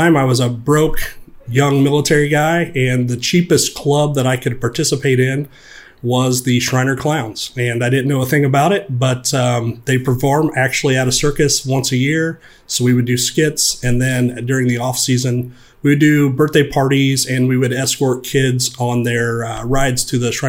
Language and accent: English; Indiana, United States; growing up in Indiana